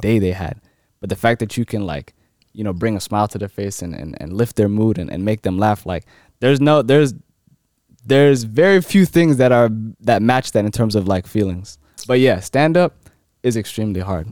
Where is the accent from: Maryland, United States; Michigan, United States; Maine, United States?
Maryland, United States; Silver Spring; I'm from Maryland